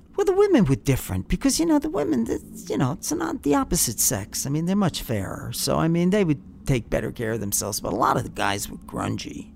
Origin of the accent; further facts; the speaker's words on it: Long Island, New York, United States; I was growing up on Long Island